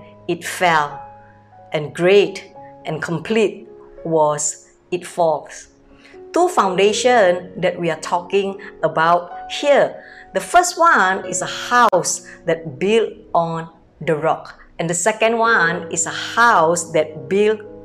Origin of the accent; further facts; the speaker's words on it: Medan, North Sumatra, Indonesia; moved away as an adult; now in Singapore; I came from Medan, North Sumatra, born in a very poor family